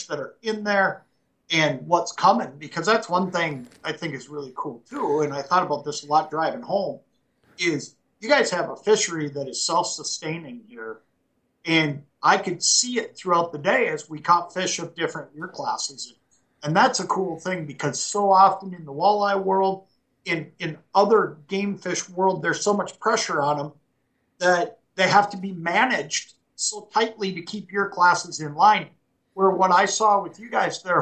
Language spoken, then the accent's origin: English; Anoka, Minnesota, United States; I grew up in Anoka, Minnesota, and that is a really unique place